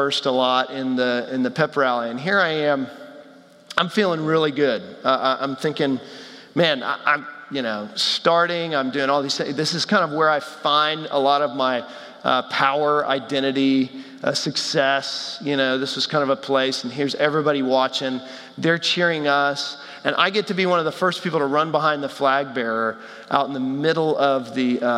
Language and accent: English; Texas, United States; I grew up in Texas